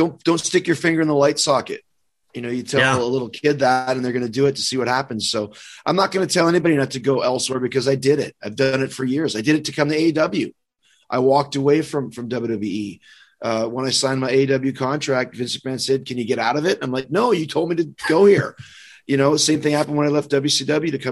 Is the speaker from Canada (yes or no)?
yes; Winnipeg, Manitoba, Canada; I'm from Winnipeg, which is from the other side of the country.